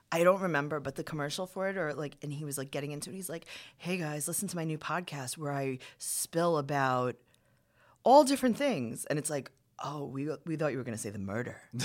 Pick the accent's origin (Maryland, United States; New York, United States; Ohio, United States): New York, United States; New York City; I'm from Queens